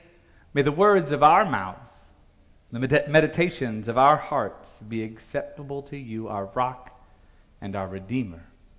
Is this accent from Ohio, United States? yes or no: no; Logansport, Indiana, United States; born or raised there; moved away as an adult; now in Missouri, United States